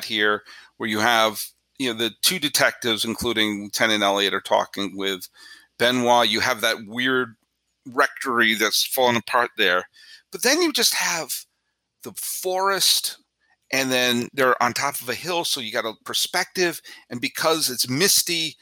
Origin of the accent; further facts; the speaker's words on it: Weston, Massachusetts, United States; I grew up in Weston, Massachusetts